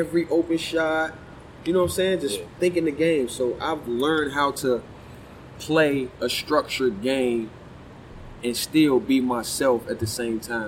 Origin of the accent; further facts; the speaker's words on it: Chicago, Illinois, United States; I'm from Chicago